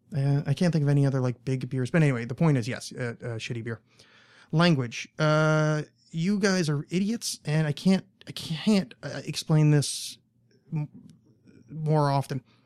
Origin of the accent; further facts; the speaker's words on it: United States; I'm American and I don't leave